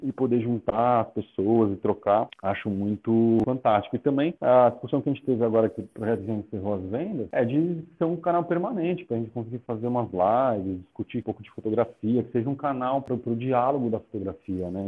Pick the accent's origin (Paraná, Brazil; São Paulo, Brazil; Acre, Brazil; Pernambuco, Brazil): São Paulo, Brazil; eu fazia pichação quando era moleque aqui em São Paulo